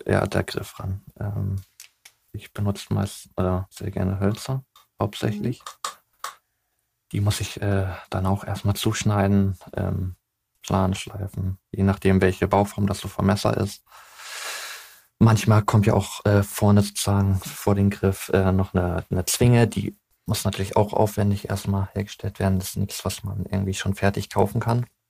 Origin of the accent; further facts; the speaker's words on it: Hamburg, Germany; ich bin gebürtiger Hamburger